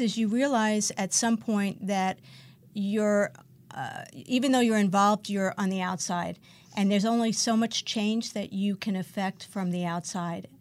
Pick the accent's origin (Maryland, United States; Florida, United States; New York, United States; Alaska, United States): New York, United States; New York City; now in West Hollywood, United States; I grew up in Brooklyn, New York